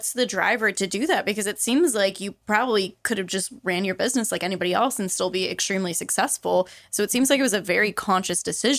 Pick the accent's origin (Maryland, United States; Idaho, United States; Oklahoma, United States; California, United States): California, United States; Central Valley; now in Livermore, United States; where I grew up in the Central Valley, there it's mostly Western riding, and there's not too much English. So for me moving here, it was interesting.